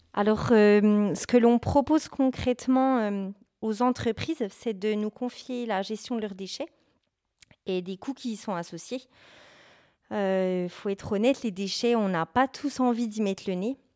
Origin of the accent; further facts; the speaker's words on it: Bourgogne-Franche-Comté, France; moved away; je suis originaire de la région Bourgogne-Franche-Comté